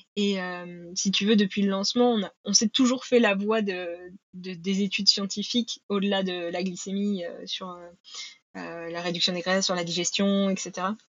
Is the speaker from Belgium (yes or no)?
no; Normandy, France; je suis originaire de Normandie